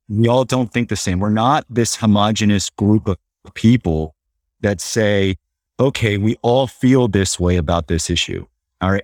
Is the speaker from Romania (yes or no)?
no; Los Angeles, California, United States; I'm Latino, you know, born and raised here in L